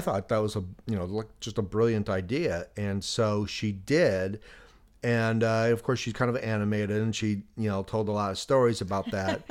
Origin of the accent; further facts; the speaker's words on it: Chicago, Illinois, United States; moved away; I grew up in Chicago